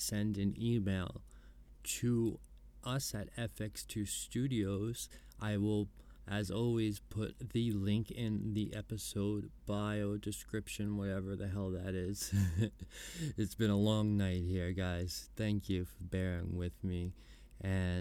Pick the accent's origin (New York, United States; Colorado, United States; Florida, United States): New York, United States; Growing up in New York, I went to the Comedy Cellar